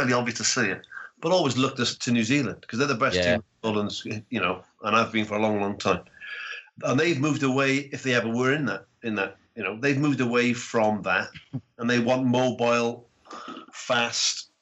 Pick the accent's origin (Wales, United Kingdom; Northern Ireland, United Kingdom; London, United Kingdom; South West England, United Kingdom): Wales, United Kingdom; I'm Welsh